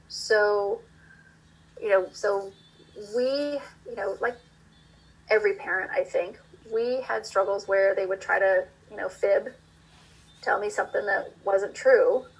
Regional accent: Iowa, United States; moved away; I grew up in Iowa

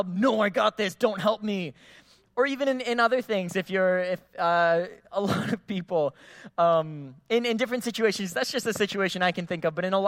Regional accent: Philippines; now in Guam; I grew up in the Philippines

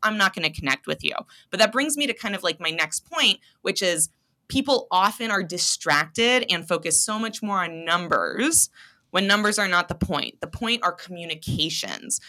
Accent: Seattle, Washington, United States; moved away as an adult; also born or lived in Providence, Rhode Island / Los Angeles, California; now in Spokane, United States; spent most of my life growing up in Seattle

